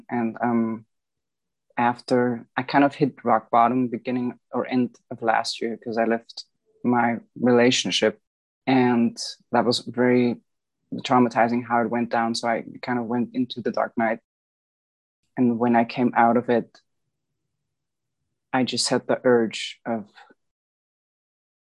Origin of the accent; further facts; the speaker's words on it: Bavaria, Germany; I've grown up in Bavaria. This is Southeast Germany.